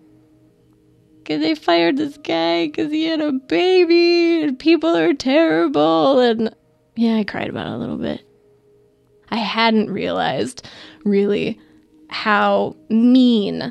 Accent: Midwest, United States; I'm from the Midwest, you know, I'm hardy work stock.

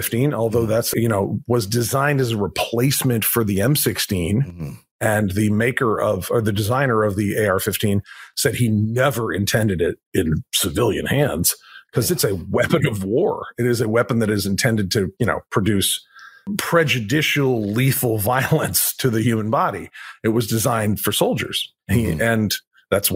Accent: Vermont, United States; moved away; the state of Vermont, where I hail from

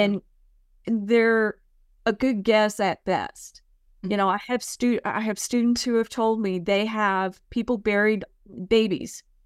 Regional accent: San Mateo County, California, United States; also born or lived in San Francisco, California; now in Murfreesboro, United States; I grew up in San Mateo County, California

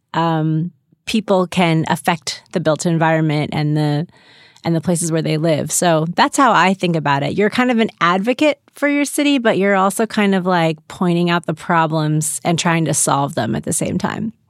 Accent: St. Louis, Missouri, United States; now in Los Angeles, United States; I grew up in Saint Louis

